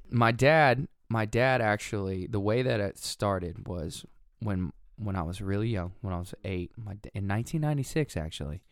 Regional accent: Watauga, Texas, United States; also born or lived in Lafayette, Louisiana / Tulsa, Oklahoma / Owasso, Oklahoma; I grew up in Watauga, Texas

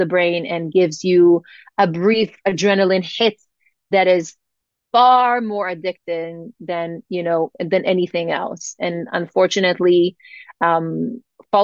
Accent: Israel; growing up in Israel

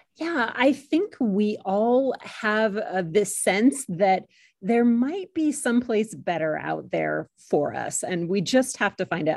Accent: California, United States; moved away as an adult; also born or lived in Maryland / Utah / Iowa / Texas; now in Blacksburg, United States; I grew up in California

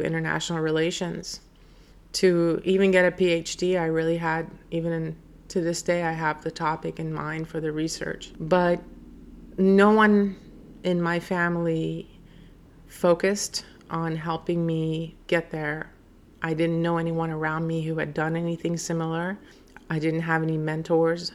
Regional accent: Iran; now in United States; I was an immigrant from Iran

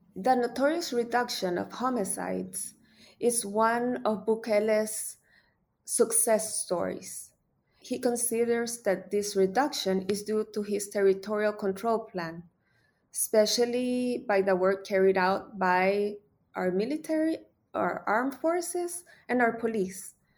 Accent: El Salvador; my country.

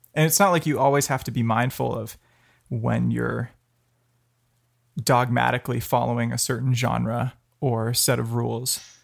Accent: Palo Alto, California, United States; I grew up in Palo Alto, um, five blocks off Stanford campus

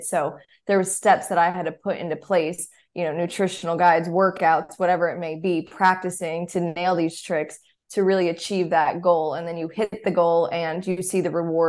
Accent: Charlotte, North Carolina, United States; growing up in Charlotte, just always going to the Panthers games

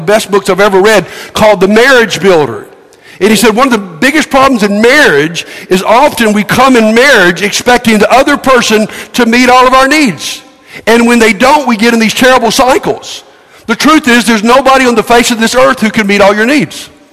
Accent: United States

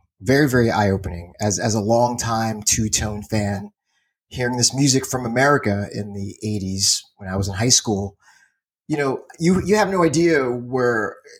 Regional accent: United States; I have no concept of geography because I'm American.

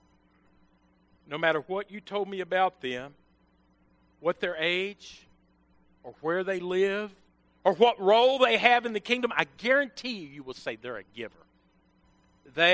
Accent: Western Kentucky, United States; moved away; I was from Western Kentucky

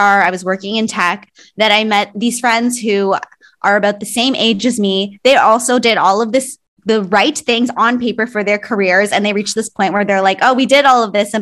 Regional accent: Canada; also born or lived in Philippines / Toronto; I was born in the Philippines. I moved to Canada when I was a baby. So I think I was less than 1 year old, and most of my life was here in Canada

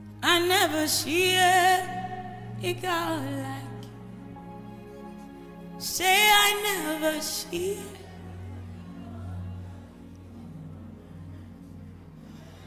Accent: Edo, Nigeria; I come from Edo State

